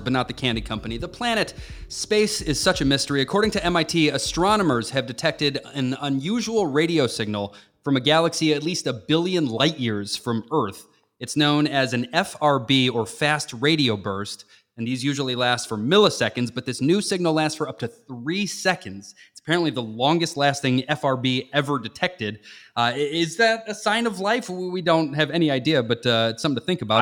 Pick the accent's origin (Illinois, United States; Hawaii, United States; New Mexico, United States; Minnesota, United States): Illinois, United States; Chicago; growing up in the Chicagoland area